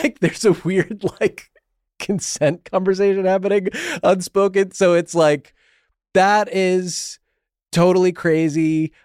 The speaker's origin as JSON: {"language": "English", "region": "New England", "country": "United States", "tie": "born or raised there", "said": "I grew up in New England"}